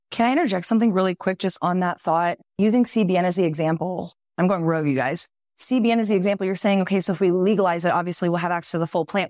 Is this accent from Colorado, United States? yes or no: no; Texas, United States; moved away; I grew up in Texas